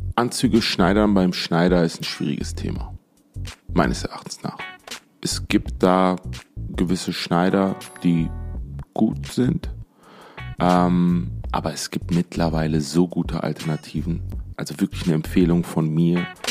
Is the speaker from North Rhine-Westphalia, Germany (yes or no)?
yes; Essen, North Rhine-Westphalia, Germany; moved away as an adult; also born or lived in Dubai; now in Düsseldorf, Germany; geboren in Essen, in der, im Pott äh, eigentlich bin ich ein Pottjunge